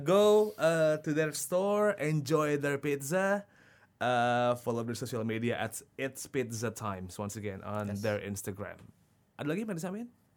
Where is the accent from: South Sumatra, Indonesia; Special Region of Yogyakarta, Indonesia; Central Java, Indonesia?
Special Region of Yogyakarta, Indonesia; Yogyakarta; dari kecil kalau di Jogja dulu ada di deket Tugu dulu zaman dulu